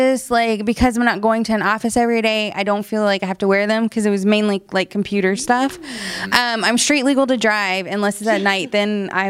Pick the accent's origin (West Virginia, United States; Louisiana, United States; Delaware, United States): Louisiana, United States; I'm from Louisiana. Yeah, Louisiana.